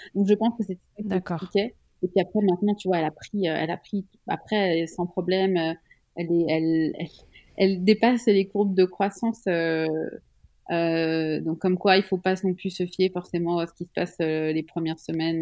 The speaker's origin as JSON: {"language": "French", "country": "Switzerland", "said": "Je suis suisse"}